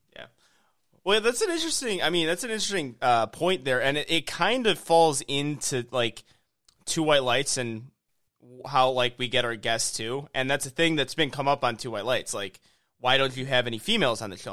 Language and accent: English; Illinois, United States; now in Houston, United States; I'm from Illinois.